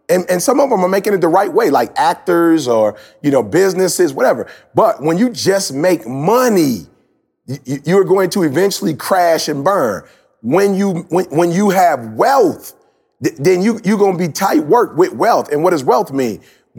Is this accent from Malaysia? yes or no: no; Detroit, Michigan, United States; I'm from Detroit. Like, I'm really from the city. You know what I'm saying? Like, I didn't grow up in church.